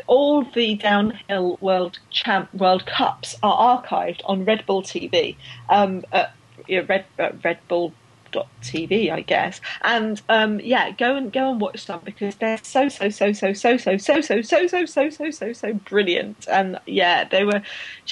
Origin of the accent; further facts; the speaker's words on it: United Kingdom; I'm British